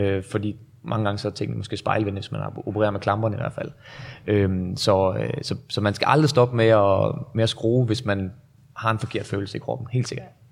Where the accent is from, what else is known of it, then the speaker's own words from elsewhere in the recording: North Jutland, North Denmark Region, Denmark; moved away; Jeg er jo oprindelig fra Nordjylland